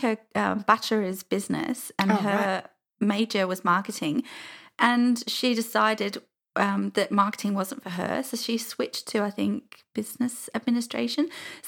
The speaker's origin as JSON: {"language": "English", "town": "Crawley", "region": "South East England", "country": "United Kingdom", "tie": "born or raised there", "also_born_or_lived": "Uckfield", "said": "where I grew up in Crawley was a very small house. I think it was really just an upsizing situation while we moved to the town called Uckfield."}